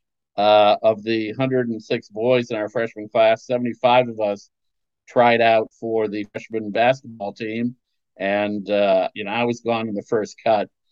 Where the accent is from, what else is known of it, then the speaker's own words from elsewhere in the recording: Scranton, Pennsylvania, United States; I grew up in Scranton, Pennsylvania